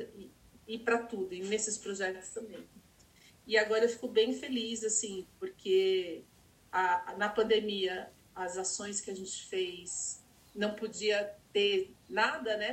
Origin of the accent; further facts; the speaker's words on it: São Paulo, Brazil; eu nasci na Vila Santa Catarina. Então, na Vila Santa Catarina, que é Zona Sul